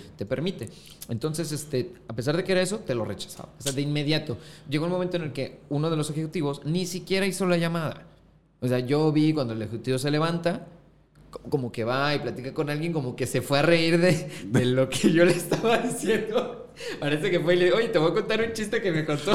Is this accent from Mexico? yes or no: yes; Acapulco, Guerrero, Mexico; also born or lived in Mexico City; soy costeño